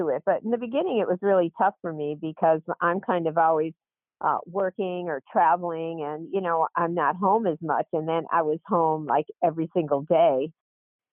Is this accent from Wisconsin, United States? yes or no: no; Scranton, Pennsylvania, United States; moved away; also born or lived in Wilmington, Delaware; I loved growing up in Scranton